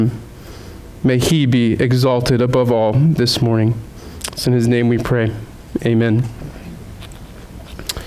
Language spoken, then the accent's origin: English; Southeast, United States; also born or lived in Rhode Island; now in Vermont, United States; growing up in the Southeast